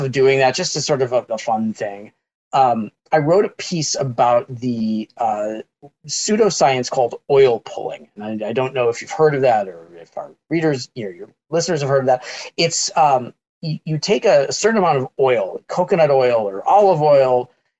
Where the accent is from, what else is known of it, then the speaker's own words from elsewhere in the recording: Chicago suburbs, Illinois, United States; I grew up in the Chicago suburbs